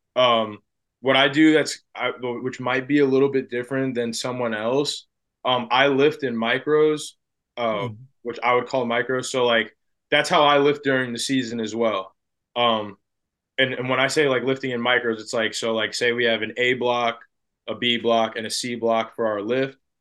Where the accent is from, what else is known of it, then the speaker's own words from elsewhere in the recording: New Jersey, United States; I grew up in New Jersey